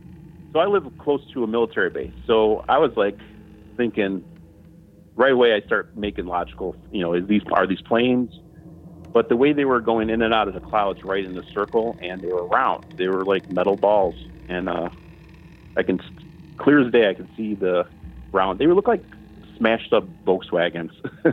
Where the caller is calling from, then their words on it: Utah, United States; from Utah.